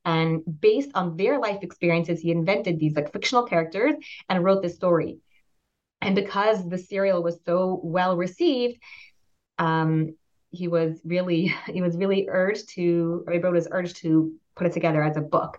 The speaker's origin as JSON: {"language": "English", "town": "Pittsburgh", "region": "Pennsylvania", "country": "United States", "tie": "born or raised there", "said": "I grew up in the States, moved around a lot as a child, but I spent most of my childhood years in Pittsburgh, Pennsylvania."}